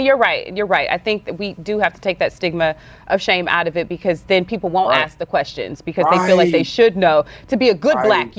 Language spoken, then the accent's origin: English; Louisiana, United States; I'm from the Southern. I'm Southern. I'm from Louisiana. The Southern Bible Belt